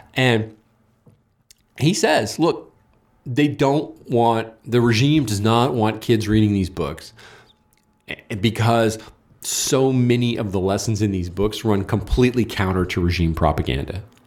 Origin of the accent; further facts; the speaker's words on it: California, United States; I'm from California